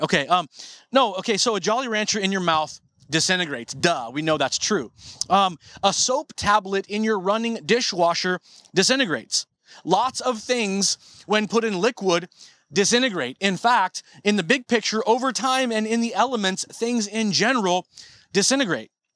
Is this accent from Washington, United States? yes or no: yes; Marysville, Washington, United States; when I was a kid growing up in North Marysville